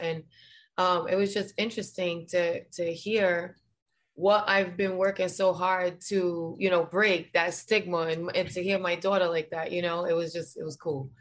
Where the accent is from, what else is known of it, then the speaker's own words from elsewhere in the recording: Providence, Rhode Island, United States; now in Florida, United States; I'm from Providence, Rhode Island